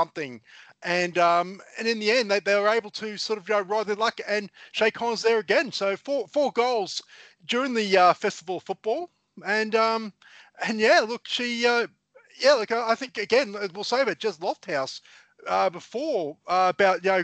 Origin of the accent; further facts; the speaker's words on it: Queensland, Australia; being a Queenslander